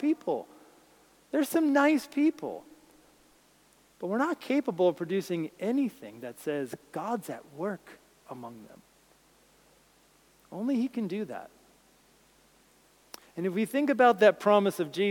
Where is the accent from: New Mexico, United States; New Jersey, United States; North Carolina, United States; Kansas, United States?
New Jersey, United States; where I grew up in New Jersey